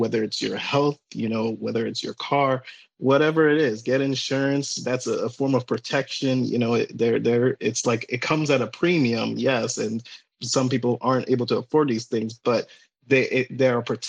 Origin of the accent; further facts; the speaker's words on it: Ghana; now in United States; while I'm from Ghana, I live in the United States. My parents used to live here at some point, and they moved back to Ghana